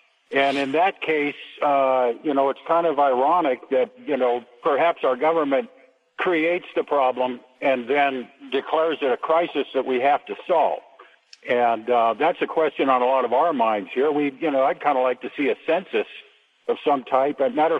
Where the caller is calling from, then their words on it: Auburn, California, United States; Yes, I'm from California.